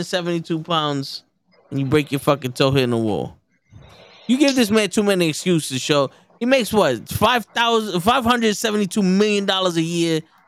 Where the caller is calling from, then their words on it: Brooklyn, New York, United States; Yeah, I'm watching from the Brooklyn.